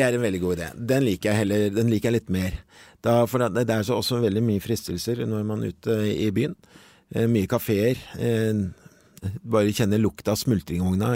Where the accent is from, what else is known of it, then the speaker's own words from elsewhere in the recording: Norway; vi egentlig som nordmenn